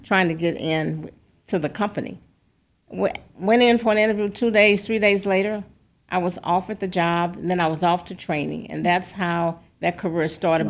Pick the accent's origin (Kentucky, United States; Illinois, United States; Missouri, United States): Missouri, United States; St. Louis; also born or lived in Boston; growing up in Saint Louis